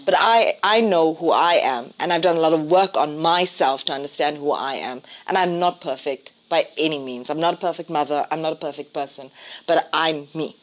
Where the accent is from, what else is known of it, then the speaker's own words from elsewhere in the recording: South Africa; I define myself as South African